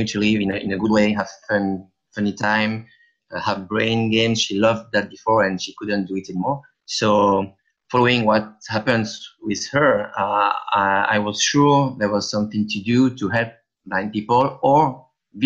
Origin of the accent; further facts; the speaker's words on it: France; accent: French; English is a second language; with my French accent